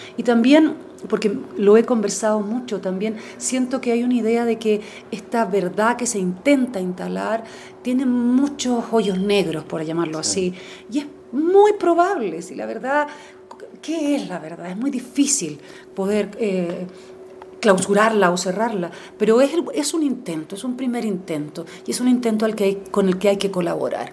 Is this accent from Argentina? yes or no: no; Chile; como chilena